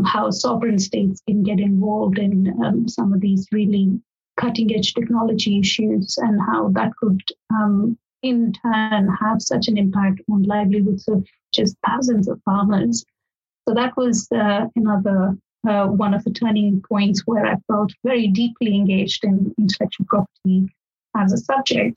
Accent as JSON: {"language": "English", "country": "India", "moved": "as an adult", "lives_now": "Oxford, United Kingdom", "said": "I am from India originally. That's where I did my basic law degree as well."}